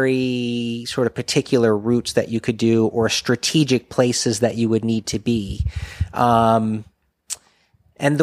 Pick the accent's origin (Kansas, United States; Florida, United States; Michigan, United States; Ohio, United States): Florida, United States; we're from Florida